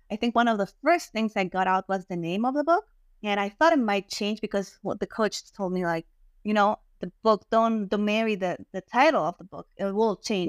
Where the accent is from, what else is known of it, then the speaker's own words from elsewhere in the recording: Germany; first language German; English is a second language; moved away; I was raised in Germany as well. So I speak German first and then Spanish